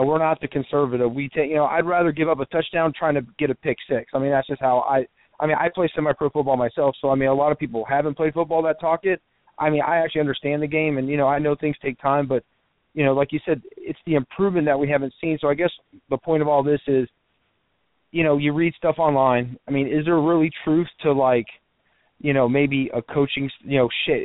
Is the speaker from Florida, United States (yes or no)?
yes; Central Florida, United States; also born or lived in Miami; I was born in Miami, but pretty much grew up in Central Florida